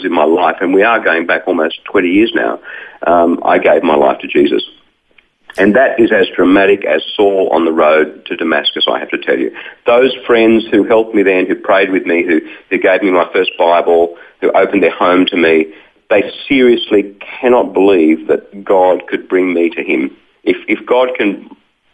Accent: Wollongong, New South Wales, Australia; I grew up in Wollongong, just south of Sydney

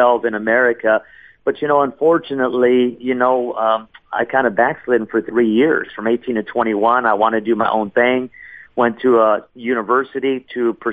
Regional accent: Los Angeles, California, United States; also born or lived in Seattle, Washington; I grew up in Los Angeles, California

